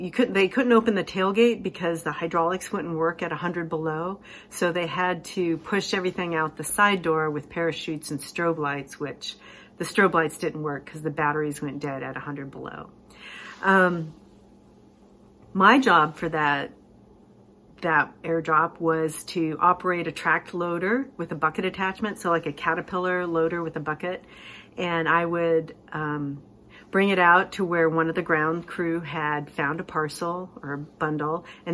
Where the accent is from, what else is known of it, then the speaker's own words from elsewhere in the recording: Alaska, United States; moved away as an adult; I grew up in Alaska